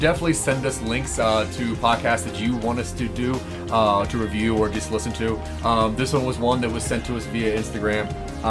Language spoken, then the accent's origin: English; Maryland, United States; I am way too from Maryland